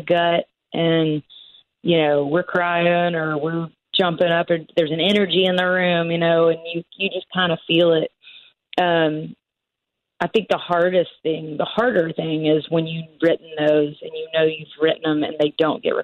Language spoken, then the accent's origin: English; West Tennessee, United States; I grew up in West Tennessee